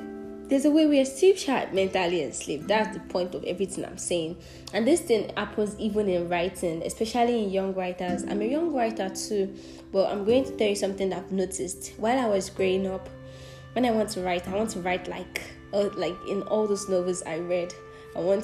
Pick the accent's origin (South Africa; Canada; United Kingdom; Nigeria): Nigeria; southwestern Nigeria; accent: Nigerian; first language Yoruba; English is a second language; I'm a Yoruba girl from the Southwestern part of Nigeria